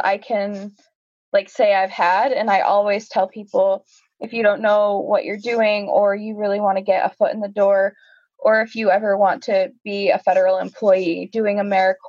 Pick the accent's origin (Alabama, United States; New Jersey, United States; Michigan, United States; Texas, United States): Michigan, United States; Northern; moved away as an adult; also born or lived in Southern Arizona; now in Ajo, United States; I'm actually originally from Northern Michigan